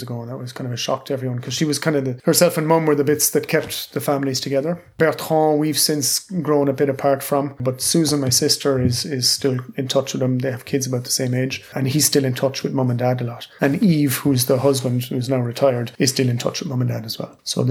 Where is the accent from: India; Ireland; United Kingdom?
Ireland; now in France; we were growing up in Ireland, 16, 17, 18